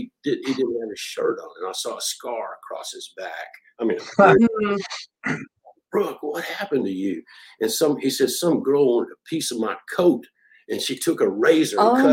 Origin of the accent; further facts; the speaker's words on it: Nashville, Tennessee, United States; I mean, she and I, we grew up in Nashville's music industry